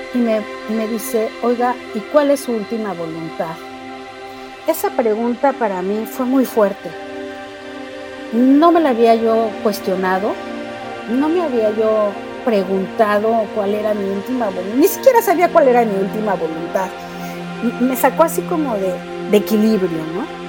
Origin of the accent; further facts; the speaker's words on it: Mexico City, Mexico; vivo en la Ciudad de México, nací en la Ciudad de México y pues realmente mi vida fue la de una niña muy normal